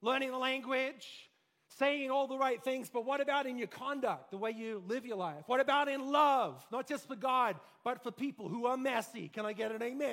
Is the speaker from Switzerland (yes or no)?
no; Australia; moved away; I grew up in Australia